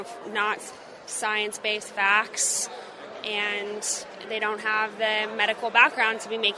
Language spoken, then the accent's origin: English; Southern California, United States; now in Mississippi, United States; Well, originally I'm from Southern California